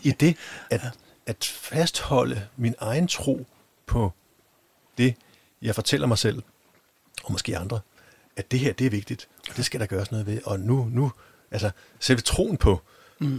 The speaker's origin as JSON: {"language": "Danish", "country": "Denmark", "said": "vi i hvert fald har som danskere"}